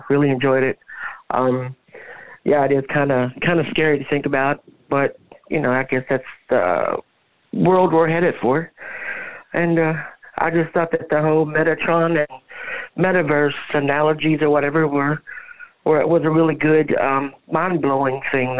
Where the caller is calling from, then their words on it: Kentucky, United States; I'm calling from Kentucky.